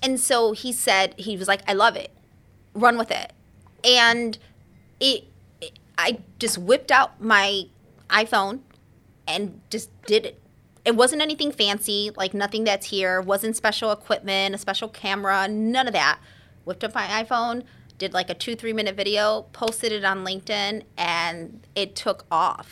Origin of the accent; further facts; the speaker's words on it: Chicago, Illinois, United States; I'm born and raised in the city, the hood.